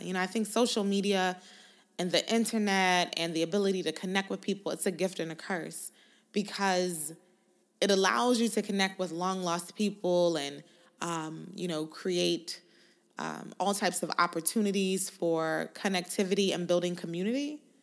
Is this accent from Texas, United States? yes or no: yes; Houston, Texas, United States; I'm from Houston.